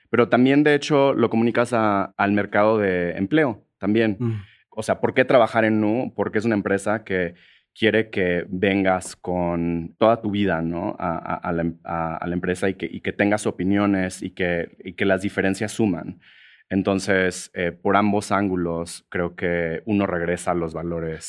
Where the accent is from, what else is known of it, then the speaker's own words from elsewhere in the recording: Monterrey, Nuevo León, Mexico; moved away as an adult; also born or lived in San Francisco, United States; now in Mexico City, Mexico; yo, crecí en Monterrey, que es una ciudad relativamente conservadora